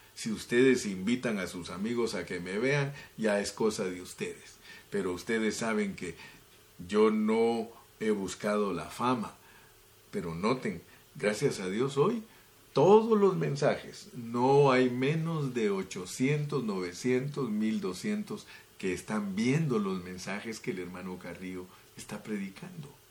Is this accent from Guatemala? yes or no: yes; Guatemala; moved away; mi país, Guatemala, de donde nací, más bien dicho.